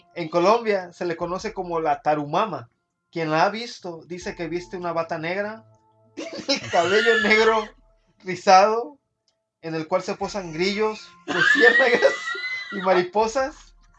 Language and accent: Spanish; Mexico; somos mexicanos